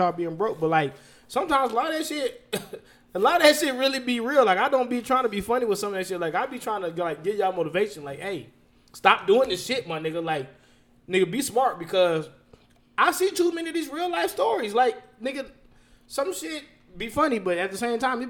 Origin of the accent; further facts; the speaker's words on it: Las Vegas, Nevada, United States; I'm from Vegas. Vegas